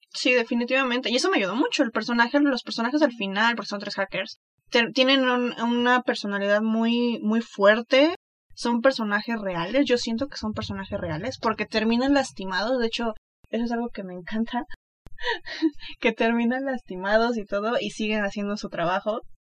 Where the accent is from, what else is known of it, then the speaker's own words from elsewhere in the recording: Mexico; soy mexicana